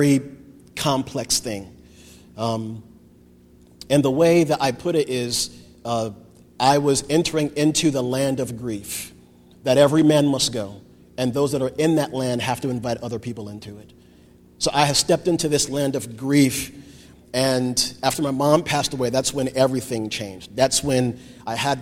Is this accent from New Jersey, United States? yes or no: yes; New Jersey, United States; moved away; I had always wanted to go back to New Jersey. That was home for me. All my family is there. All my friends are there